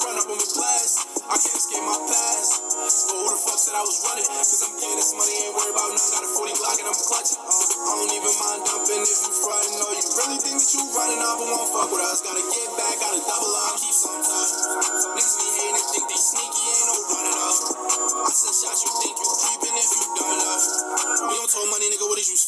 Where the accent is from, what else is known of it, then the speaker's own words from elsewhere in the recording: New York City, New York, United States; I'm also from Highbridge, 718 to the 518